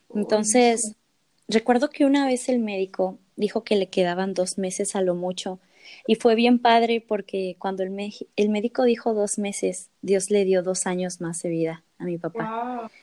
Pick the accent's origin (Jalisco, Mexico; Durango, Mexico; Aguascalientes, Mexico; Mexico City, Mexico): Mexico City, Mexico; moved away as an adult; now in Tijuana, Mexico; yo soy de Ciudad de México, pero hace un par de semanas me mudé a Tijuana